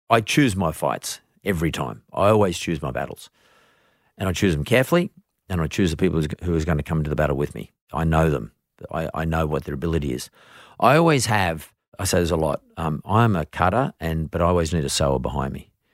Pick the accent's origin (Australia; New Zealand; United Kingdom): Australia; As an Australian